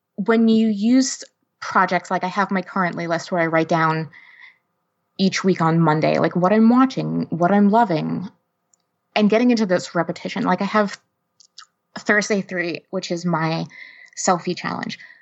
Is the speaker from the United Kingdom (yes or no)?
no; outside New York City, New Jersey, United States; now in East Lansing, United States; i live in east lansing michigan right now but i was born and raised right outside of new york city in north jersey